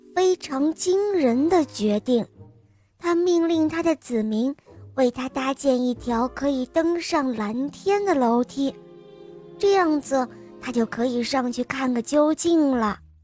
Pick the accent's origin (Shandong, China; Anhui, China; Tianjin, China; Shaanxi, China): Shaanxi, China; Xi'an; 我今年六岁了，我来自西安